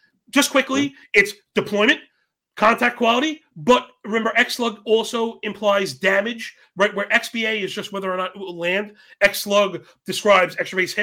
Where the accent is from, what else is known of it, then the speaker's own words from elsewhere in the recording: New York, United States; I'm from New York